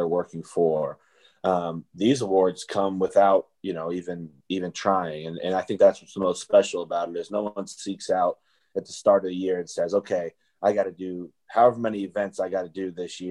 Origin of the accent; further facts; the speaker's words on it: Omaha, Nebraska, United States; now in Buffalo, United States; my hometown in Omaha, Nebraska